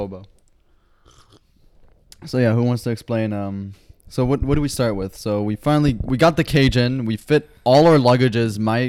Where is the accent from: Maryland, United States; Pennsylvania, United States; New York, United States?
New York, United States; New York City; moved away; We are back in my hometown, in my house, in New York City.